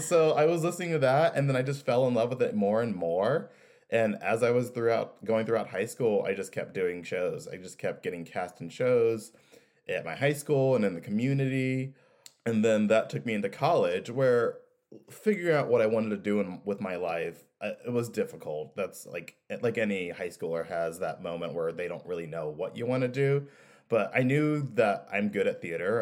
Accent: Kansas City, United States; I grew up in Kansas City

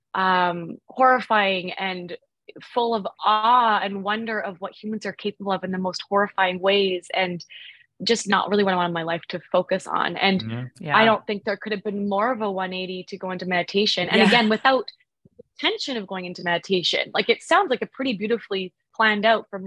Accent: Vancouver, British Columbia, Canada; I'm from Canada, from Vancouver

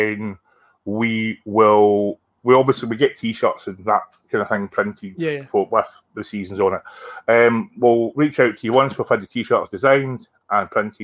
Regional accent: near Bellshill, Scotland, United Kingdom; I was brought up near Bells Hill

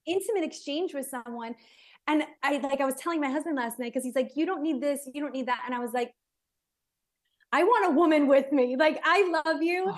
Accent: United States; moved away; also born or lived in Israel; I'm American

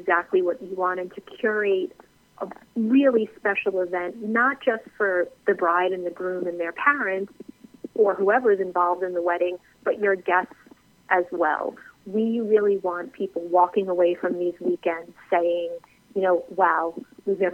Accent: New York, United States; moved away as an adult; now in Charleston, United States; I am actually originally from New York, and about 7 years ago, we decided to make the move down here to Charleston

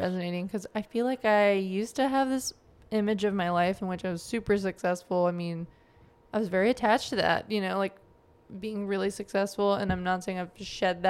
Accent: New Jersey, United States; born there; so you know, I was born in New Jersey. My parents immigrated there from Pakistan before I was born.

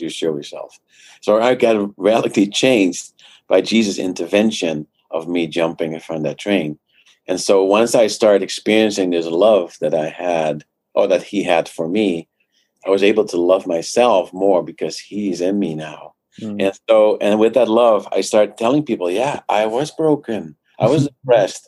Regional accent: Netherlands; now in Canada; I grew up in the Netherlands uh, came here to Canada uh, 20 years ago.

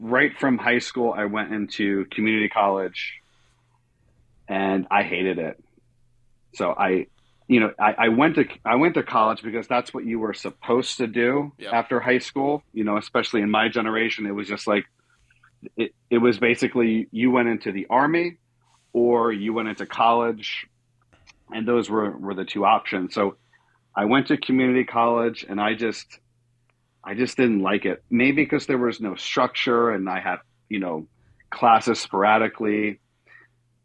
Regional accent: South Florida, United States; I grew up in South Florida

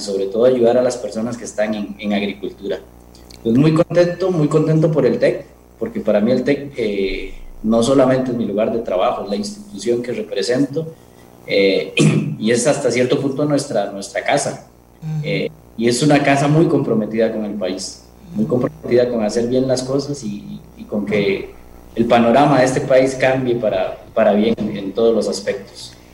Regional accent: Costa Rica; al lugar de donde vine, a la gente de donde vine todo, el amor que recibí, toda la calidad de vida que uno puede recibir en Costa Rica

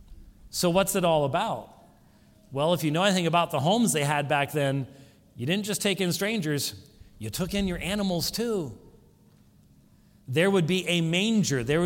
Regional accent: Scotland, United Kingdom; I'm a Scotsman.

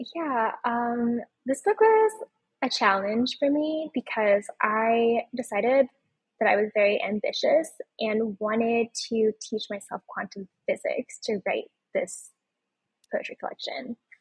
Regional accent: Omaha, Nebraska, United States; my hometown of Omaha, Nebraska.

